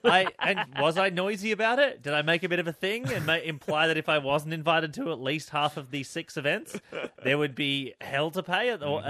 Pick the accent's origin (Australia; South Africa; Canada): Australia; Melbourne, Victoria; born there; But when I was born in Melbourne, and I also had a friend who lived across, there was like a park, little park out the back, and my best friend Liam lived across the park.